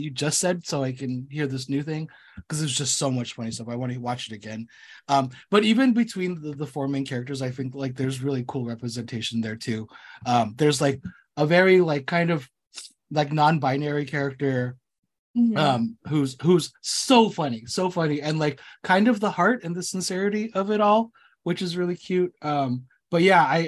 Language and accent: English; United States; I was born here. I was born here in the States